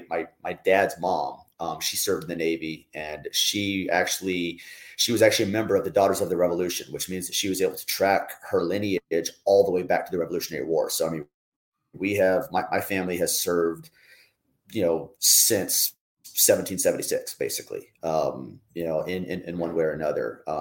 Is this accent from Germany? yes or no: yes; Germany; But even before that, growing up in Germany, um, spoke German uh, when I was in high school, I was taking German and Latin at the same time.